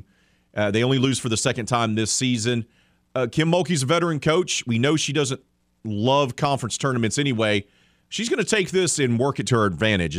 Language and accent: English; Mobile, Alabama, United States; yes, sir. I'm from Mobile, where Crystal was very big as well.